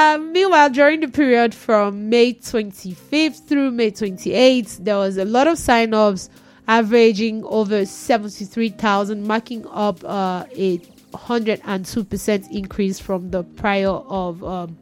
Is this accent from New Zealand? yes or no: no; Nigeria; I'm a Nigerian